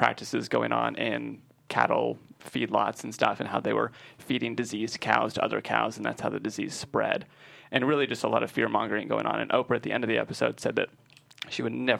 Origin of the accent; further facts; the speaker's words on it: Texas, United States; Well, I grew up in Texas